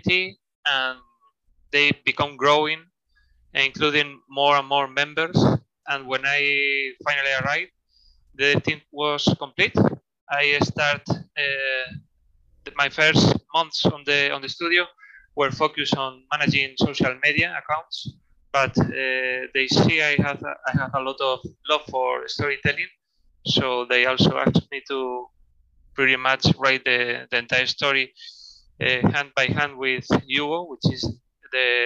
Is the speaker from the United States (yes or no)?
no; Spain; born or raised there; also born or lived in Madrid